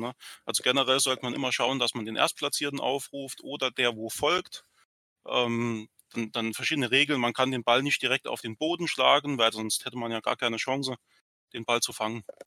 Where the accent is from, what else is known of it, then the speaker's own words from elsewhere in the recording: Saarland, Germany; hier bei uns im Saarland